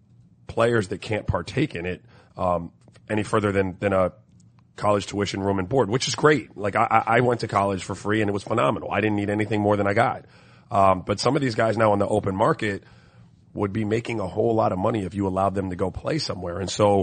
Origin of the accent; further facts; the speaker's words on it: St. Croix, U.S. Virgin Islands; also born or lived in Miami, United States; I grew up in tropical weather, man. I grew up in St. Croix in Miami.